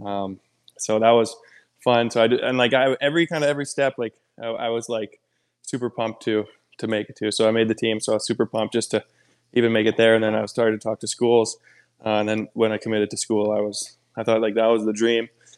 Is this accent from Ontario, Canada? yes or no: no; Edmonton, Alberta, Canada; moved away; Fort McMurray was 4 hours north of my hometown